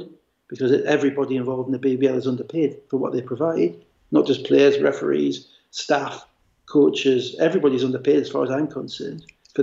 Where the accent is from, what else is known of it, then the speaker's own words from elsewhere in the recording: Gateshead, North East England, United Kingdom; also born or lived in United States; a boys club that I used to play for football for in Gateshead